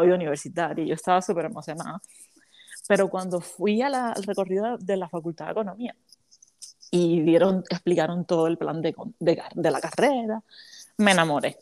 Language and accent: Spanish; Havana, Cuba; moved away as an adult; now in United States; yo soy cubana, soy de la, soy de la capital de La Habana, La Habana, Cuba, y hace siete años vivo aquí en los Estados Unidos